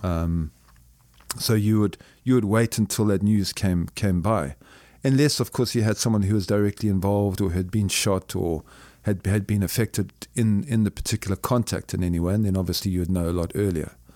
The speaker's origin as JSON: {"language": "English", "country": "Zimbabwe", "tie": "born or raised there", "said": "born and raised in a Southern African country called Zimbabwe"}